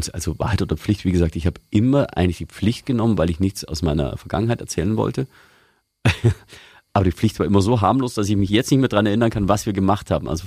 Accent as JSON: {"language": "German", "region": "Bavaria", "country": "Germany", "said": "Ich komme ursprünglich aus Niederbayern und da ist man grundsätzlich geizig."}